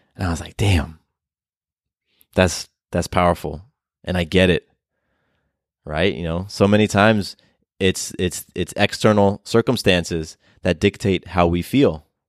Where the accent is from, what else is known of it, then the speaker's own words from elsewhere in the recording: California, United States; also born or lived in Florida; now in Atlanta, United States; I was born in California. I spent a lot of years in Florida